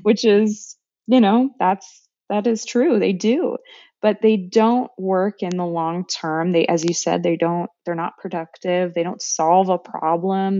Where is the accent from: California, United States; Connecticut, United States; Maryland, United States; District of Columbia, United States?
California, United States; moved away as an adult; also born or lived in France / Calais, France / Cambodia; now in Des Moines, United States; I'm from California